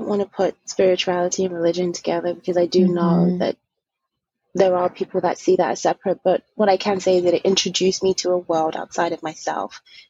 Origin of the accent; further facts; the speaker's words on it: Zambia; born there; when I was born in Zambia, my family in general, especially my mother's side, is heavily raised in the Catholicism.